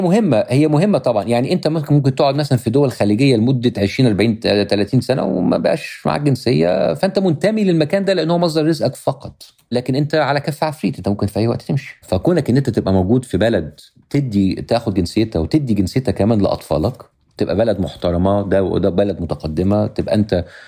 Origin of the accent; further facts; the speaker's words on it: Egypt; moved away as an adult; now in Los Angeles, United States; أنا مواطن أمريكي من أصل مصري لأن أنا عايش دلوقتي 90% من وقتي في أمريكا